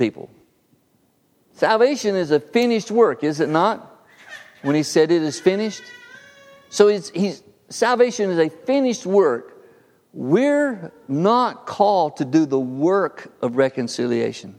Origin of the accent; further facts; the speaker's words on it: Harpersville, Alabama, United States; my little world growing up in Harpersville